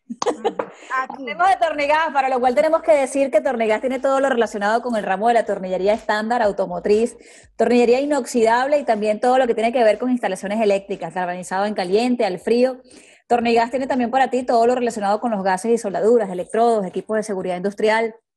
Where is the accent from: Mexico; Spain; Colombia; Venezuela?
Venezuela; Maracay, Aragua; moved away; venimos de la misma ciudad